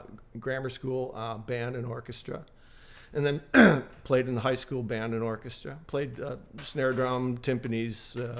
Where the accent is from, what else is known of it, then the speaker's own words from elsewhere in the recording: Buffalo, New York, United States; moved away; I grew up in Buffalo, New York.